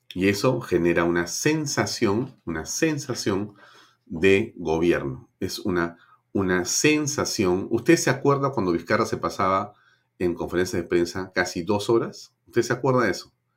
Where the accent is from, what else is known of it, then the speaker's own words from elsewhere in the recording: Peru; somos más los peruanos honestos